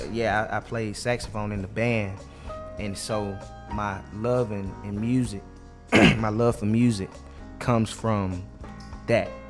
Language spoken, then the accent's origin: English; Carrollton, Georgia, United States; I am from Carrollton, Georgia